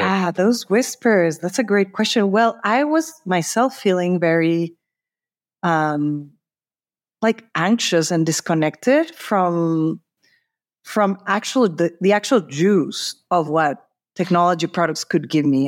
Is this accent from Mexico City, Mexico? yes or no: yes; Mexico City, Mexico; moved away as an adult; also born or lived in San Francisco, California; I'm originally from Mexico City.